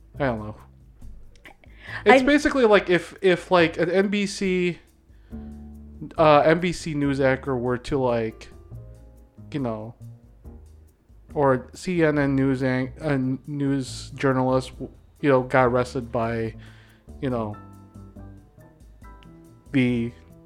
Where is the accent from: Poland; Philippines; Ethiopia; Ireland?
Philippines; I'm a Filipino